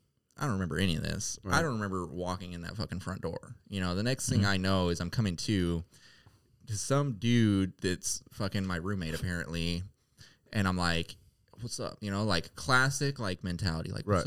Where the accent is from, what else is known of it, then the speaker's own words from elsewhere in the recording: Sacramento, California, United States; I was from Sacramento, you know what I mean? You gotta stay blinged out there, you know?